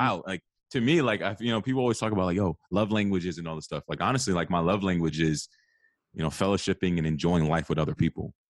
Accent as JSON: {"language": "English", "town": "Arlington", "region": "Virginia", "country": "United States", "tie": "born or raised there", "said": "I'm from the Washington, D C area, a little bit outside of that. I live in Arlington, Virginia. um, which is kind of the D M V area, if you're not familiar with it. Um, I grew up here."}